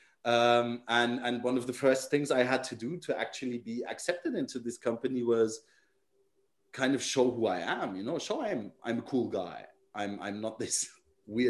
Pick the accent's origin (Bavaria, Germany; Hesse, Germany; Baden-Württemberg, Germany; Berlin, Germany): Bavaria, Germany; Nuremberg; I was from Nuremberg or the Nuremberg area